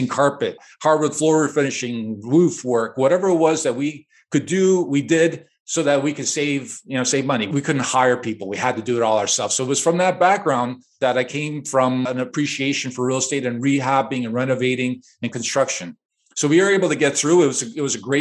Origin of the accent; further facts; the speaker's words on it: Chicago, Illinois, United States; born and raised in Chicago, to immigrant parents